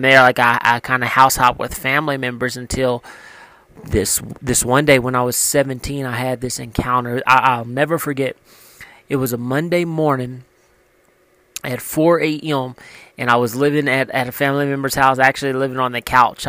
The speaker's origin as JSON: {"language": "English", "region": "Louisiana", "country": "United States", "tie": "born or raised there", "moved": "yes", "said": "I came from Louisiana, grew up in a small town"}